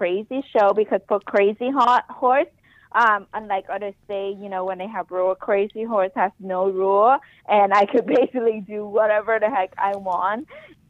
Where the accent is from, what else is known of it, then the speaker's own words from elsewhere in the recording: Ho Chi Minh City, Vietnam; now in United States; I was born in Saigon, Vietnam.